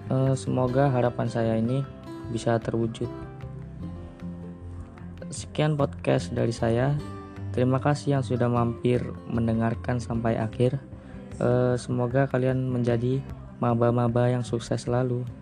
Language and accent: Indonesian; Way Kanan, Lampung, Indonesia; Saya berasal dari Provinsi Lampung, tepatnya di Kabupaten Waikanan.